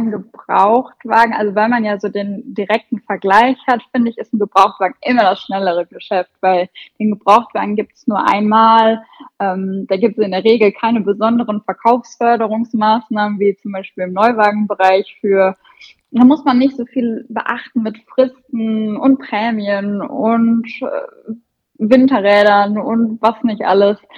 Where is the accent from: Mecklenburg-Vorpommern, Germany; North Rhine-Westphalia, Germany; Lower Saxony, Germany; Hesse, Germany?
North Rhine-Westphalia, Germany; Also ich komme ja aus dem Sauerland und äh, mein Standort ist Teil von einer großen Gruppe.